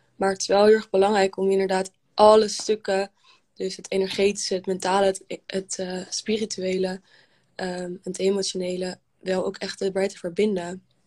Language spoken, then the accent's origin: Dutch; Amsterdam, North Holland, Netherlands; ik kom uit Amsterdam